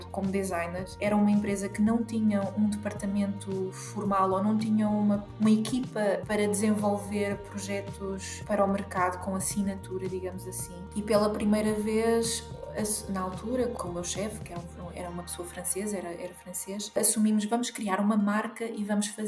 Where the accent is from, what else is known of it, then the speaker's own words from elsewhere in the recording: Portugal; Sou portuguesa, 100% portuguesa